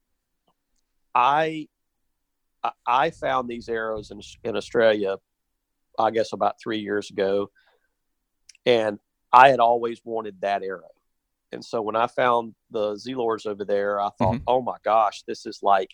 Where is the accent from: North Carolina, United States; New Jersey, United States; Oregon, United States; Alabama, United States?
Alabama, United States; Born and raised in the South in Alabama